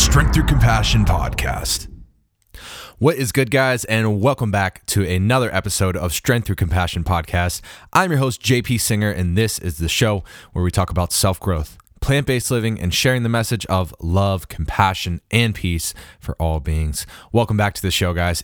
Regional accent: Harrisburg, Pennsylvania, United States; moved away; back home in my hometown of, of Harrisburg, Pennsylvania

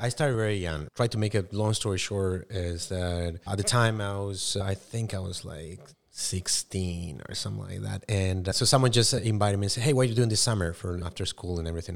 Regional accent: Paraguay; English is a second language; moved away; I was born and raised in South America, in Paraguay.

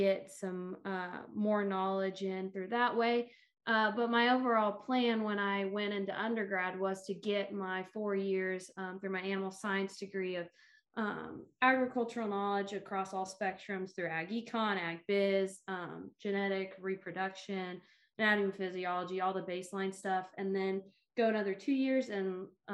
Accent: Russell, Kansas, United States; moved away as an adult; now in Manhattan, United States; I am originally from Russell, Kansas, but I currently reside in Manhattan, Kansas right now

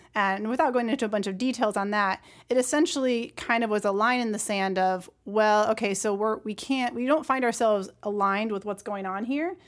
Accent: Brunswick, Maine, United States; moved away as an adult; now in Tennessee, United States; a very wonderful community that I grew up with in Brunswick, Maine.

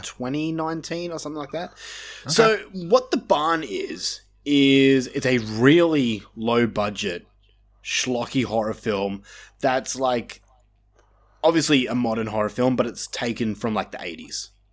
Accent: Australia; we grew up in Australia, which is like backwoods compared to the rest of the world.

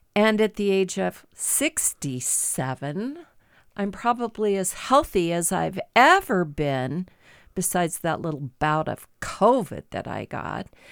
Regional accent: Midwest, United States; moved away as an adult; now in Great Falls, United States; I grew up in the Midwest

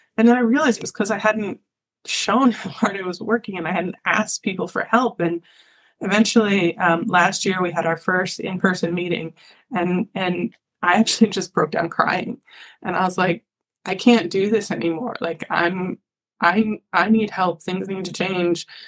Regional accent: Ithaca, New York, United States; I'm from Ithaca, New York, small town

